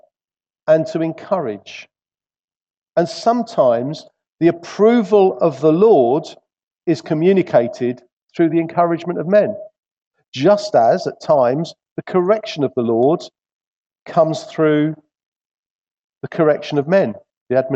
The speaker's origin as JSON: {"language": "English", "region": "England", "country": "United Kingdom", "said": "being English"}